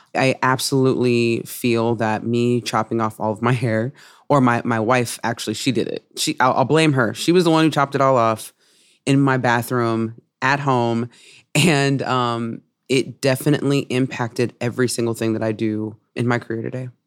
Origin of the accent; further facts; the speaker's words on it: Oakland, California, United States; I'm from Oakland, California